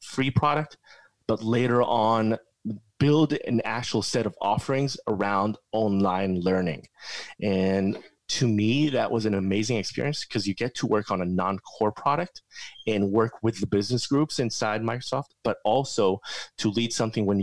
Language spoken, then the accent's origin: English; Israel; I grew up in Israel.